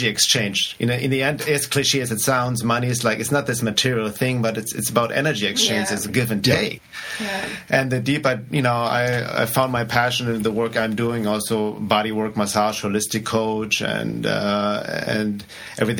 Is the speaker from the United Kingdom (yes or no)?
no; Germany; accent: German; English is a second language; moved away; I grew up in Germany, which maybe should be obvious already based on my accent.